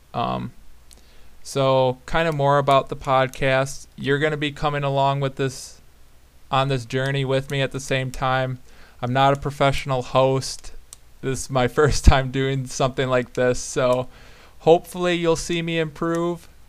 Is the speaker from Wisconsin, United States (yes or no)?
yes; Black Earth, Wisconsin, United States; I grew up in Black Earth, Wisconsin